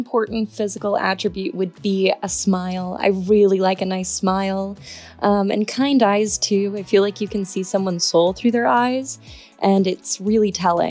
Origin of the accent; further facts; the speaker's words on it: Orange County, California, United States; I am 23 years old. I'm from Orange County